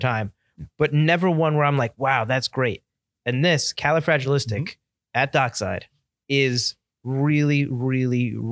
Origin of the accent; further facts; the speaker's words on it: Milford, Connecticut, United States; I always caught crap growing up in Devon.